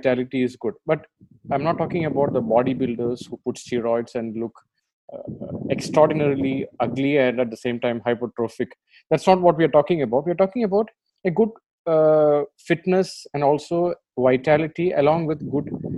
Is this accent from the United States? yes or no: no; India; I'm an Indian and you're an Indian, we can openly say that we live in a sexually confused country